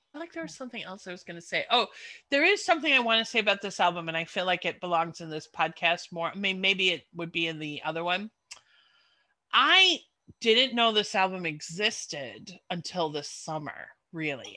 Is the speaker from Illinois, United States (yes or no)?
yes; Chicago, Illinois, United States; moved away; also born or lived in London; i left my hometown of chicago and then i ended up living in london